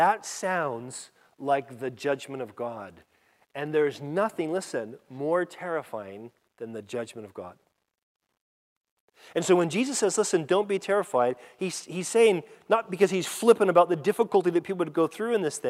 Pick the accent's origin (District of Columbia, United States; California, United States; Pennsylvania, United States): California, United States; I grew up in California